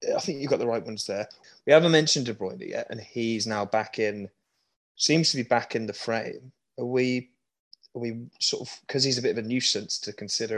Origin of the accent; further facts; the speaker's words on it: Birmingham, West Midlands, United Kingdom; I was just raised in Birmingham